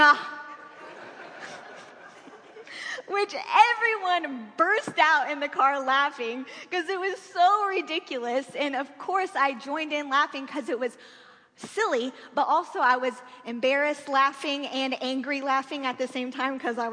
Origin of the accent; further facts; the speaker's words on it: Springfield, Missouri, United States; growing up in Springfield, Missouri, my family had season tickets to Silver Dollar City